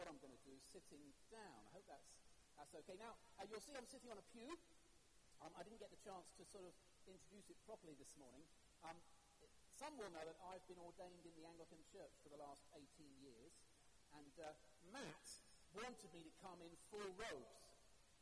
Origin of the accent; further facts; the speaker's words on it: England, United Kingdom; being English